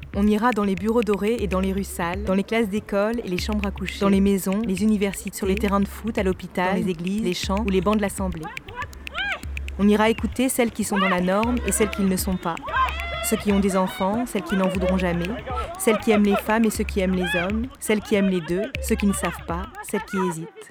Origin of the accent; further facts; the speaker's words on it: north of France, France; now in Paris, France; Je viens du nord de la France, d'un milieu privilégié, J'habite aujourd'hui à Paris